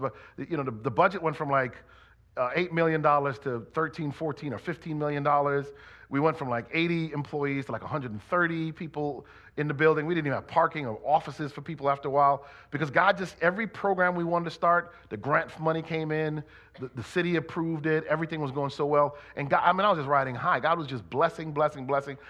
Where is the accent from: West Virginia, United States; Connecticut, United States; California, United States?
Connecticut, United States; born or raised there